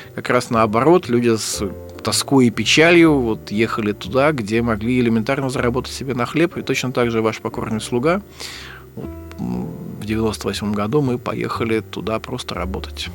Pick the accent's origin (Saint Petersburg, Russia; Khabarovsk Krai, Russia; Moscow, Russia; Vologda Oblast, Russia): Saint Petersburg, Russia; Я вырос э, в Санкт-Петербурге, в Ленинграде